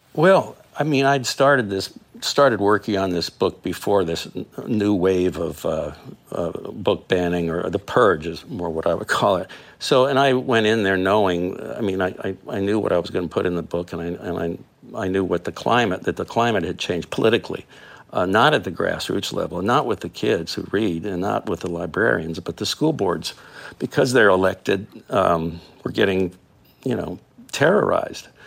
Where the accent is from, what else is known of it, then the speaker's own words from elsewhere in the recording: South Florida, United States; I grew up in South Florida